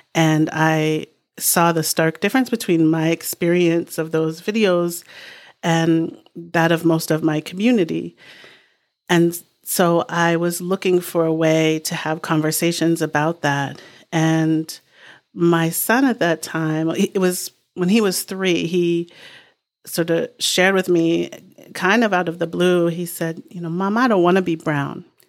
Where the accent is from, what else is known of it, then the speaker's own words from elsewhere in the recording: Boston, Massachusetts, United States; now in New Hampshire, United States; I grew up in Boston in a really sort of diverse pocket